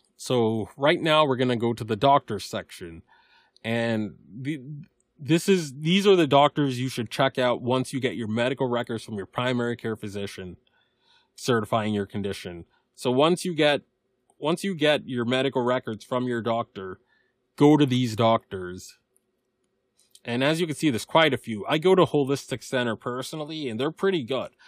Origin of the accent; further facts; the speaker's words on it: Massachusetts, United States; Massachusetts, my home state